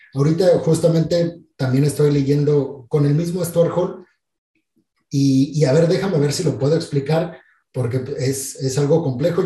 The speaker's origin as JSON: {"language": "Spanish", "country": "Mexico", "tie": "born or raised there", "said": "yo soy mexicano no solamente porque nací en México, porque mis papás son mexicanos"}